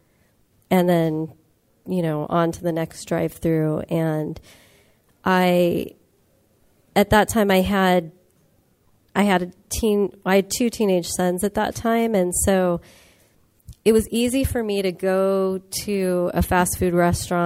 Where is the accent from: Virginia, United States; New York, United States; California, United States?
California, United States; Los Angeles; I come from the San Fernando Valley, which is part of Los Angeles